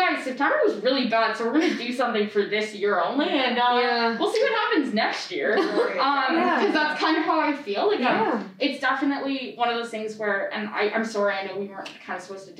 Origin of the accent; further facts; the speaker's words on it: London, Ontario, Canada; I'm from London